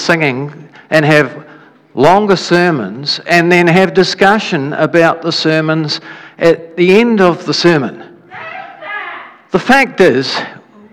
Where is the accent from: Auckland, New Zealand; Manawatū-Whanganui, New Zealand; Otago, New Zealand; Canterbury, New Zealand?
Otago, New Zealand; Dunedin; when I was a child, we grew up in Dunedin